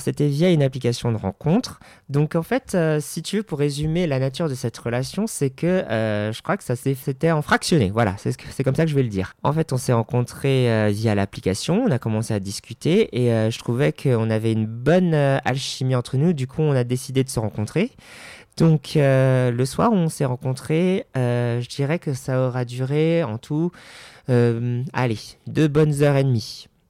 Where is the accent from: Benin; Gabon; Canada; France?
France; Paris, Île-de-France; moved away as an adult; now in Hauts-de-Seine, France; je suis parisien de naissance